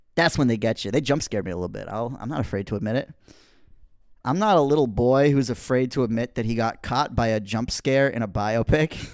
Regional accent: United States; I'm an American person.

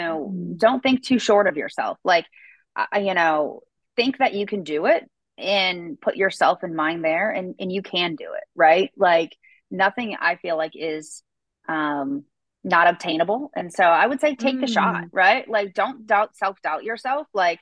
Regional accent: East Coast, United States; now in the South, United States; I grew up on the East Coaster side

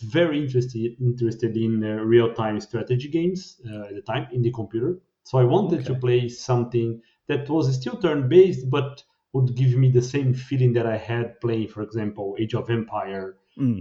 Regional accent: Brazil; moved away as an adult; now in Sweden; I'm from Brazil

